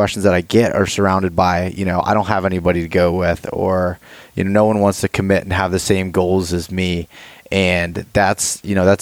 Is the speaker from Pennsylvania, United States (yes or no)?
yes; North Central Pennsylvania, United States; I'm in Pennsylvania. So I'm from North Central Pennsylvania